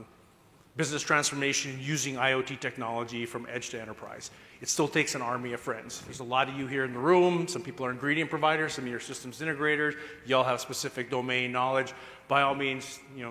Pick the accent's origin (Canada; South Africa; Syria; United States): United States; Minnesota; I'm from Minnesota.